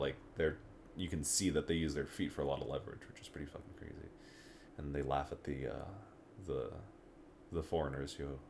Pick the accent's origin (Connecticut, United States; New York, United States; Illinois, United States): Connecticut, United States; Stamford; moved away as an adult; now in Colorado, United States; I'm from there.